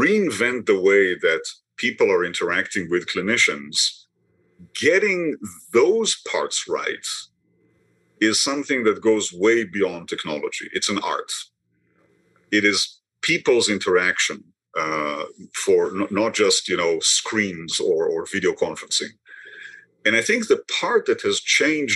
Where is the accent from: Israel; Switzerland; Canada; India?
Israel; moved away as an adult; now in Boston, United States; I was born in Israel many years ago, trained in medicine there